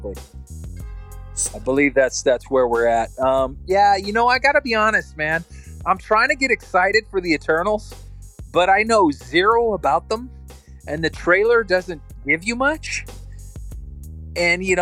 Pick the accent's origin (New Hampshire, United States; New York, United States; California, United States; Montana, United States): California, United States; Northern; having family that comes from Southern California and then transplanted to the Bay Area and growing up in Northern California